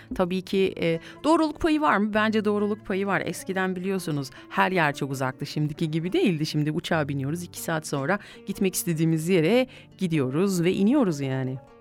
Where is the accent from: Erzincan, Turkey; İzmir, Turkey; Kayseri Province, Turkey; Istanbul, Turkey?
Kayseri Province, Turkey; Şöyle bir memleketime gideyim geleyim ben ya. Şöyle bir Gayseri'ye gidip gelelim evet.